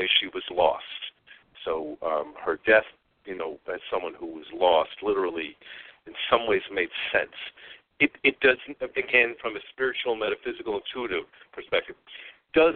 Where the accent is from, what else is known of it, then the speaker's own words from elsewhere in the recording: New York, United States; moved away; I am from New York originally.